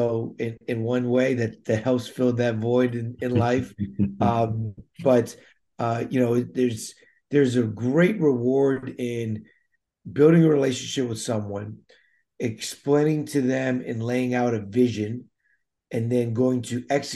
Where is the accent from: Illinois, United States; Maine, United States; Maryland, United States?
Maryland, United States; Damascus; I grew up in Montgomery County, Maryland, Damascus, Maryland, to be exact